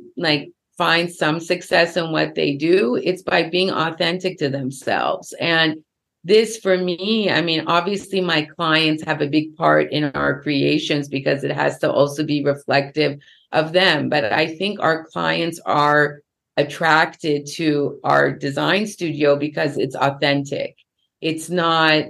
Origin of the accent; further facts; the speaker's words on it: Los Angeles, California, United States; I was born in Los Angeles